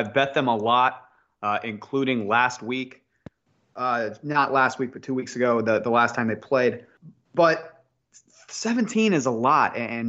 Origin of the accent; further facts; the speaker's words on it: Morgantown, West Virginia, United States; I am a West Virginia guy. I grew up right outside of Morgantown. My whole family's from West Virginia.